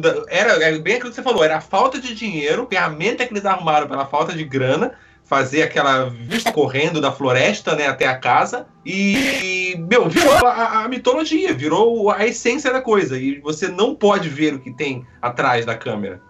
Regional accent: Rio de Janeiro, Brazil; eu sou do Rio

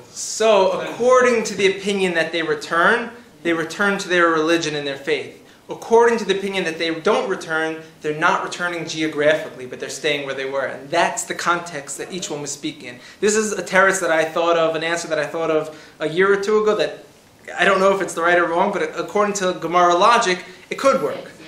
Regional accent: New York City, New York, United States; moved away as an adult; now in Israel; I come from Queens, New York, in a neighborhood that hosted the only Afghan Orthodox Jewish synagogue in America, and I would pray there regularly

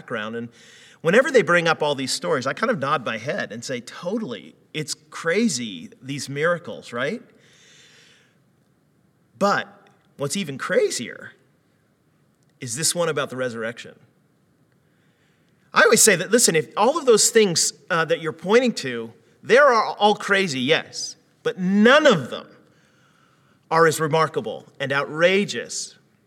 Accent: United States; moved away; growing up in the States

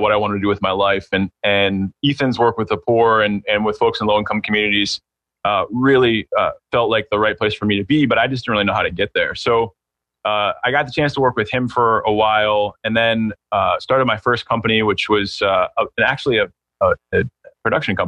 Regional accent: Pittsburgh, Pennsylvania, United States; now in San Francisco, United States; I'm from Pittsburgh. My family's still there and my business is actually based there

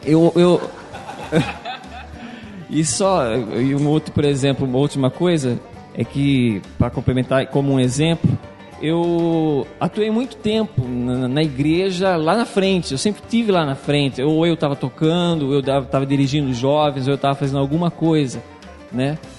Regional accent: Jaú, São Paulo, Brazil; sou de Jaú

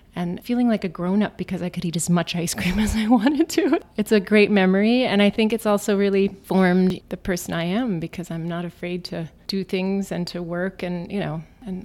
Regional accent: Virginia, United States; moved away as an adult; also born or lived in Isfahan, Iran / Germany; now in New York, United States; growing up in Virginia, really in the country, and we went to public school, and we were the only Germans, you know, anywhere.

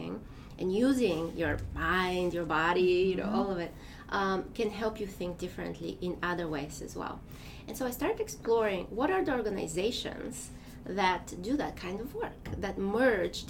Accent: Bulgaria; English is a second language; moved away as an adult; now in United States; I am from Bulgaria. And so I grew up there

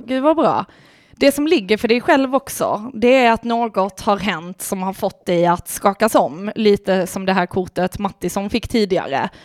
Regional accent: Lund, Skåne, Sweden; accent: Lund dialect; also born or lived in Malmö; Jag är ju från Malmö ursprungligen men sen flyttade vi till Lund och då kom ju du... Lundadialekten in direkt

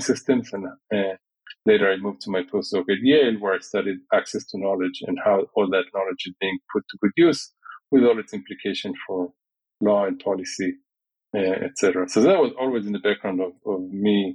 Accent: Israel; growing up in Israel was actually surprisingly serene.

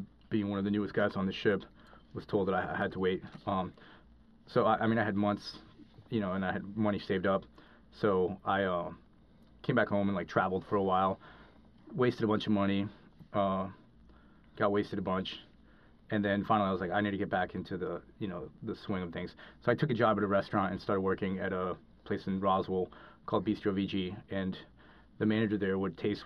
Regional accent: Cali, Valle del Cauca, Colombia; moved away; when I grew up in Colombia, I grew up in, lived in the city of Cali in Colombia

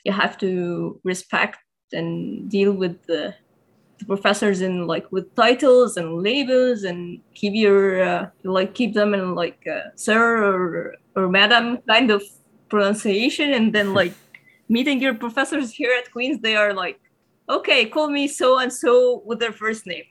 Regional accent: Egypt; moved away as an adult; also born or lived in Germany; now in Kingston, Canada; I'm from Egypt

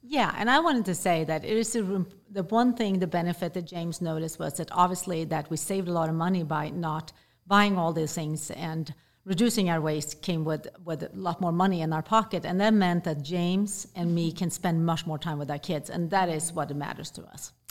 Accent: Sweden; moved away; I grew up in Sweden

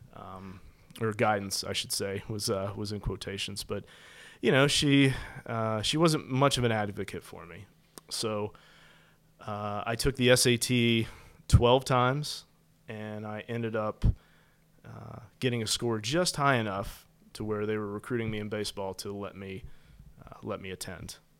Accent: West Virginia, United States; moved away as an adult; growing up in West Virginia

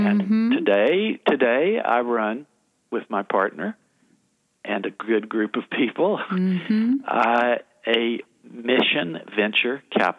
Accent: Chattanooga, Tennessee, United States; moved away; I'm from Chattanooga, Tennessee.

